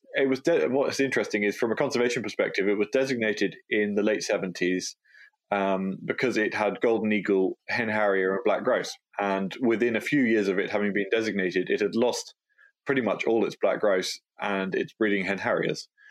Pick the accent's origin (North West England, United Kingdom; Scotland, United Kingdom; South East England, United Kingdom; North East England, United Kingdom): Scotland, United Kingdom; Galloway; born and brought up in Galloway